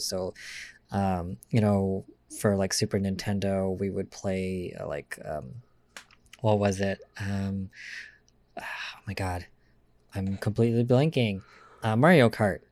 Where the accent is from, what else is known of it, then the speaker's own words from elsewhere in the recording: Lansing, Michigan, United States; also born or lived in San Diego, California; I am from Lansing